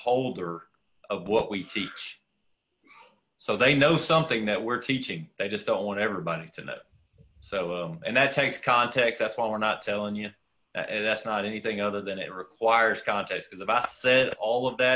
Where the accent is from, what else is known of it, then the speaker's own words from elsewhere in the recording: Texas, United States; as a Texan